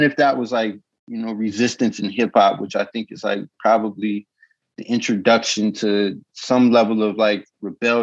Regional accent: Rock Springs, Wyoming, United States; I'll start with where I'm from, which is Rock Springs, Wyoming. It's a town of, like, when I was growing up, 18,000 people.

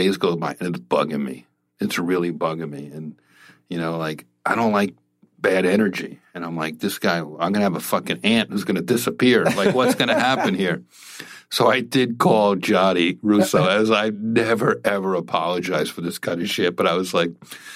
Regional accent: New Jersey, United States; I'm from Jersey

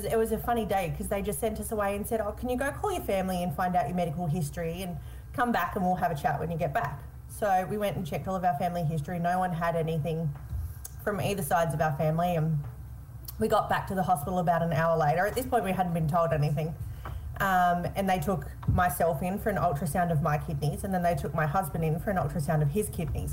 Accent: Melbourne, Victoria, Australia; I'm from Melbourne in Victoria

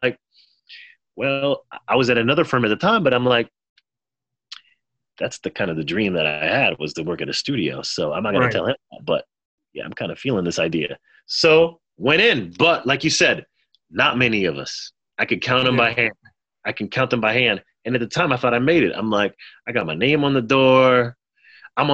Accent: Haiti; I'm in the south of France. I'm from Haiti, but I've never been to France before, I don't think at the time.

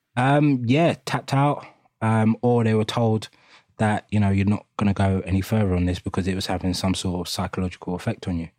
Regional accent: London, United Kingdom; we grew up in East London, Hackney

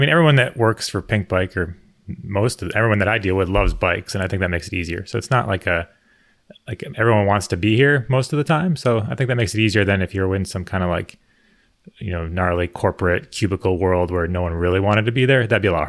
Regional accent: Connecticut, United States; I grew up in Connecticut.

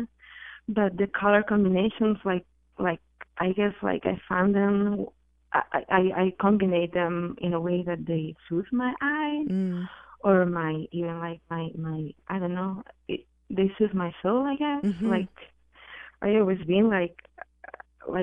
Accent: Barcelona, Catalonia, Spain; I'm from Spain. I'm from Barcelona

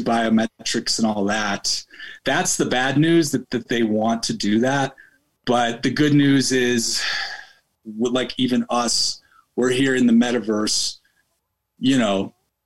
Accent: Chicago, Illinois, United States; moved away as an adult; now in Colorado, United States; I'm from Chicago, I don't fucking live there anymore

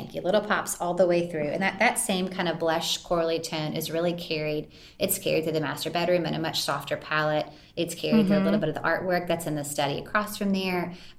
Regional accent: Santa Monica, California, United States; born there; I was born in Santa Monica. My mom lived in California.

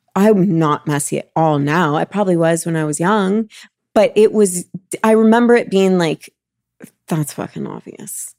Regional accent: Los Angeles, California, United States; We grew up in Los Angeles

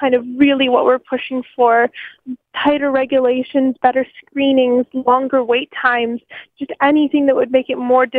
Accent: United States; now in Canada; I grew up in America and went to school in America for a few years

